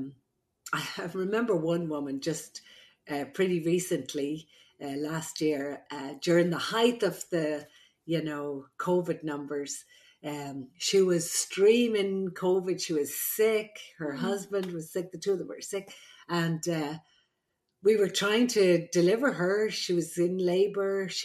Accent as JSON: {"language": "English", "country": "Ireland", "tie": "born or raised there", "moved": "yes", "said": "I'm an Irish midwife, brought up by the nuns in Ireland"}